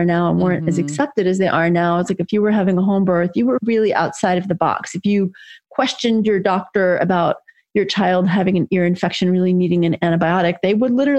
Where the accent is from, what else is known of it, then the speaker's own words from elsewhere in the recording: New York City, New York, United States; I grew up in New York City in a housing project, actually, with a single mom in the 60s and 70s.